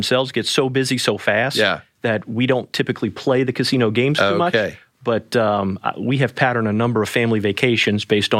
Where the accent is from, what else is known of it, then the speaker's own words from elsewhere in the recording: New Orleans, Louisiana, United States; So I'm from New Orleans, Louisiana originally, born mm-hmm. and raised. Spent the first 18 years of life there.